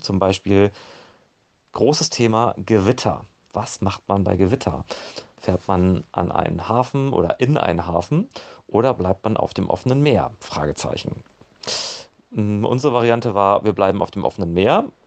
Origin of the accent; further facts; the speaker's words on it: Osnabrück, Lower Saxony, Germany; ich komme aus Osnabrück